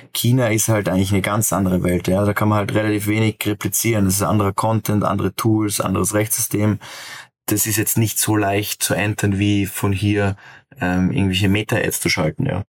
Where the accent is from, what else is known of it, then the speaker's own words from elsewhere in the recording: Austria; als Österreicher